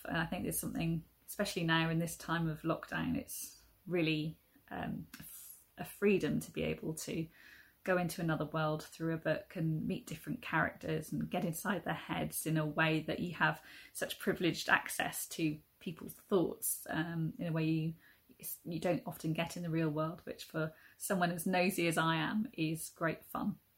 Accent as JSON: {"language": "English", "region": "South Wales", "country": "United Kingdom", "tie": "born or raised there", "also_born_or_lived": "Lewisham, London", "moved": "yes", "lives_now": "London, United Kingdom", "said": "I'm originally from South Wales and uh, it was in South Wales I first tried to write my very first book uh, aged about four, I think, with the help of my primary school teacher"}